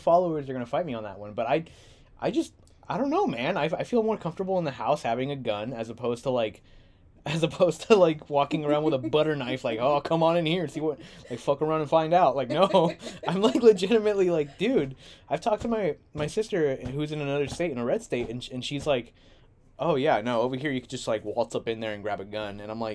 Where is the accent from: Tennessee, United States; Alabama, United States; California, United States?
California, United States; San Diego; I'm from here. I'm from San Diego